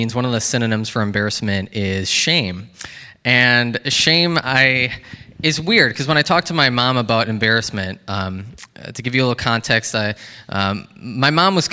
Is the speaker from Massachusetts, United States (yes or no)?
no; Baraboo, Wisconsin, United States; I grew up here in Wisconsin, in Baraboo, and at Baraboo Elementary School